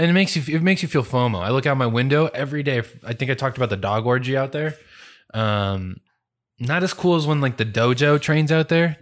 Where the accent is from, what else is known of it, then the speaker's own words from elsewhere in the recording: California, United States; moved away; I grew up in California.